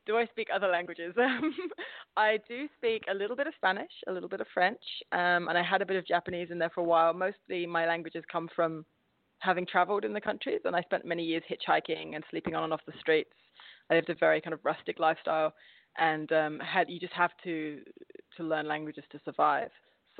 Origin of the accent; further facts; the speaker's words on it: Staines, South East England, United Kingdom; now in -; his family line are all very Essex based, but I was brought up in a place called Staines, which is, for those of you who know Ali G, that's his stomping ground